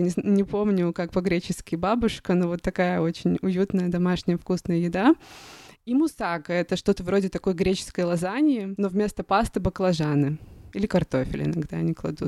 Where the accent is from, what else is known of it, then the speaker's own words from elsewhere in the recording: Russia; я из России